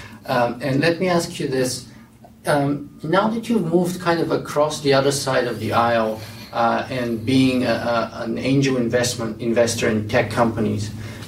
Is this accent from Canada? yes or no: yes; Canada